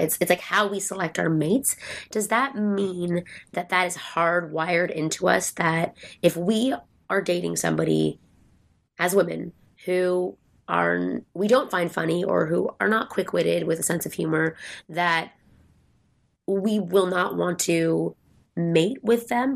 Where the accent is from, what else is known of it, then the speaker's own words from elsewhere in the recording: Canada; moved away as an adult; now in United States; I'm from Canada.